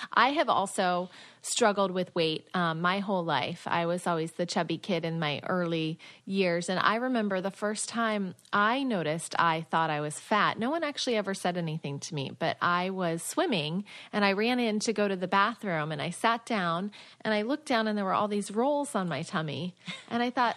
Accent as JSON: {"language": "English", "region": "Minnesota", "country": "United States", "moved": "yes", "lives_now": "Miami, United States", "said": "I'm a Midwestern girl. I'm from Minnesota."}